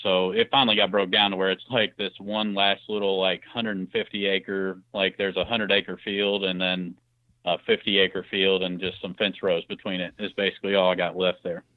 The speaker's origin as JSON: {"language": "English", "area": "Clark County", "region": "Southern Indiana", "country": "United States", "said": "I'm from Southern Indiana, more uh, in Clark County, Indiana, just north"}